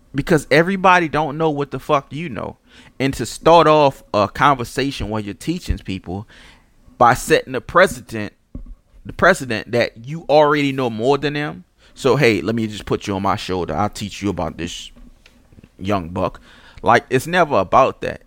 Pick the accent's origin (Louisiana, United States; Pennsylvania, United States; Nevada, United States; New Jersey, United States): Louisiana, United States; New Orleans; I'm from Pauline and Saint Claude.